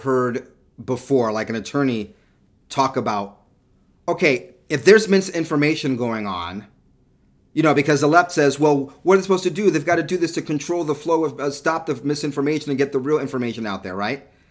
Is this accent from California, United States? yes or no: yes; California, United States; also born or lived in New York; halfway through my childhood, I moved to, to California and grew up in California.